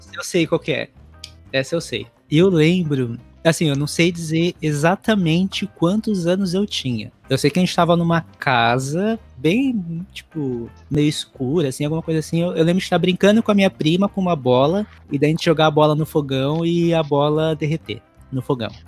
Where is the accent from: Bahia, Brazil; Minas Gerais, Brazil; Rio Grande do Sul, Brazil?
Bahia, Brazil; Teixeira de Freitas; also born or lived in São Paulo / Florianópolis; now in United States; na cidade que eu nasci, que é em Teixeira de Freitas, na Bahia.